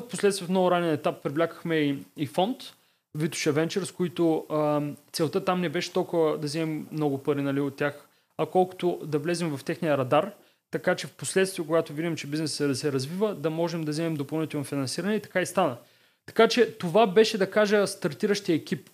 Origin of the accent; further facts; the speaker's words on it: Varna, Varna Province, Bulgaria; аз съм от Варна и тогава в а, него период бях във Варна